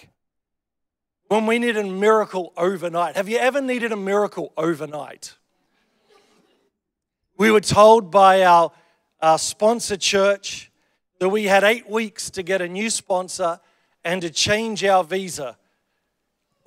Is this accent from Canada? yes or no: no; Australia; I'm Australian